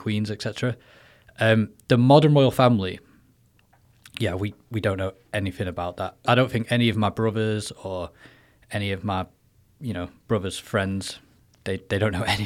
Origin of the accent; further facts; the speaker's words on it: Manchester, North West England, United Kingdom; moved away as an adult; now in Taiwan; I'm from England, Manchester